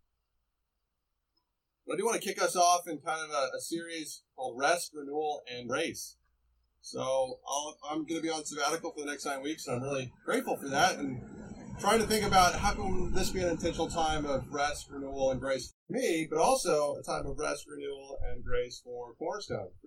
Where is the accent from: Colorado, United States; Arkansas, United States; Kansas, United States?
Colorado, United States; Estes Park; moved away; I grew up in Estes Park